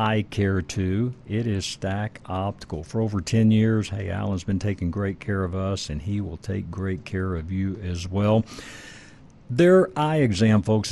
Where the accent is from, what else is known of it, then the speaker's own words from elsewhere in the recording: Dallas, Texas, United States; now in Denver, United States; I grew up in Dallas, but now live in Denver